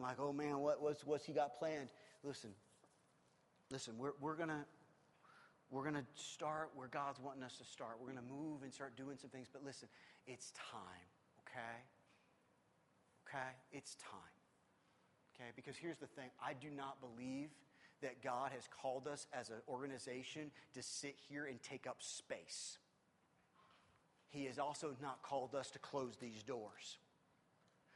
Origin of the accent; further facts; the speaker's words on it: Midwest, United States; moved away; I'm not from here. I'm from the Midwest